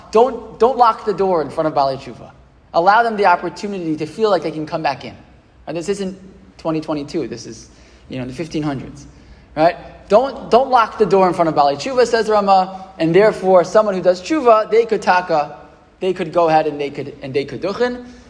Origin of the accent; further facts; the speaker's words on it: United States; born or raised there; also born or lived in Israel